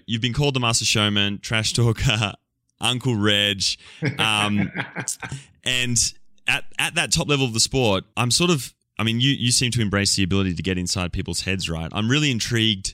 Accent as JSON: {"language": "English", "country": "Australia", "said": "I'm Australian"}